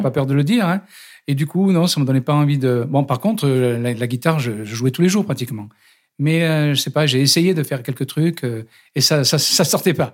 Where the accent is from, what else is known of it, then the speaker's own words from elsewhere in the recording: Digne-les-Bains, Provence-Alpes-Côte d'Azur, France; accent: du Sud; now in Paris, France; je viens de Digne-les-Bains, dans les Alpes d'Haute-Provence